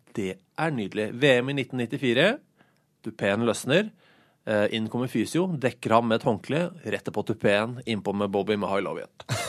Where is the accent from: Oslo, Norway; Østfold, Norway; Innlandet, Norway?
Oslo, Norway; Jeg er oppvokst på Oslo øst